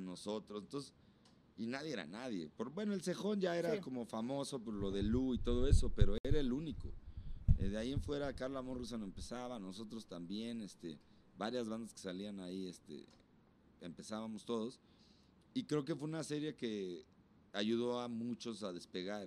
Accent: Huixquilucan, State of Mexico, Mexico; de ahí de donde yo soy, me doy un tete a tete con María Daniela, güey, que también es de por allá

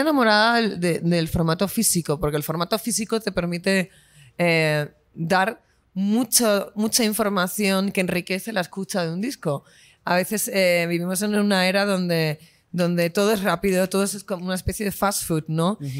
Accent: Spain; soy artista española

